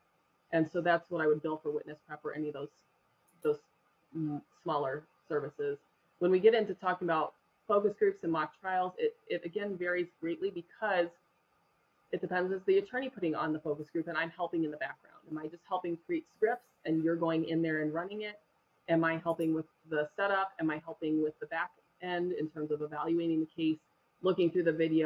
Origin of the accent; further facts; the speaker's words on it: Denver, Colorado, United States; also born or lived in Littleton, Colorado; I grew up in Denver, in Colorado.